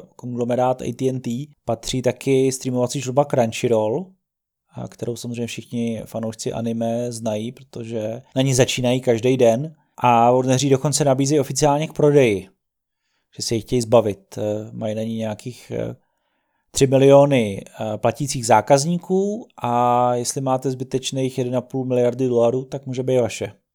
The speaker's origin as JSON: {"language": "Czech", "country": "Czechia", "said": "jako Čech"}